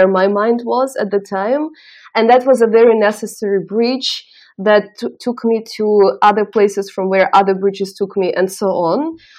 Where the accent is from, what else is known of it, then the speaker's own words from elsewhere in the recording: Eastern Ukraine, Ukraine; moved away as an adult; I'm coming from Eastern Ukraine and I don't want to complain about access to education because we had a chance to go to a public school pretty much for free